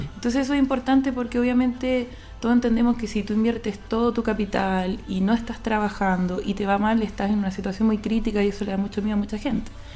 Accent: Chile; also born or lived in India; yo soy chilena, tengo 38 años

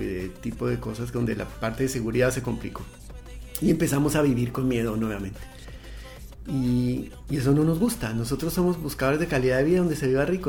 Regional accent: Colombia; moved away as an adult; also born or lived in Mexico; now in Chile; Estamos en Chile hace cuatro años y medio. Y venimos originalmente de Colombia.

